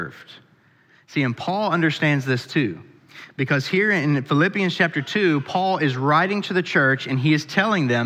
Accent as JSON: {"language": "English", "region": "Pennsylvania", "country": "United States", "tie": "born or raised there", "moved": "yes", "lives_now": "Kentucky, United States", "said": "where I grew up in Pennsylvania"}